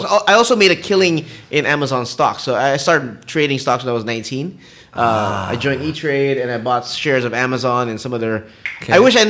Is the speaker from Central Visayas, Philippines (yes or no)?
no; Quezon City, Metro Manila, Philippines; moved away as an adult; also born or lived in United States; No, I grew up in Quezon City.